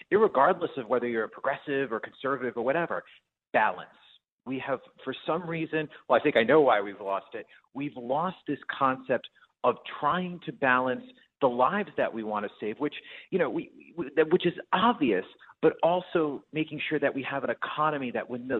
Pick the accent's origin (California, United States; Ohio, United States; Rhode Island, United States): Rhode Island, United States; now in Maryland, United States; I am from Rhode Island. My mom and dad are in Providence, Rhode Island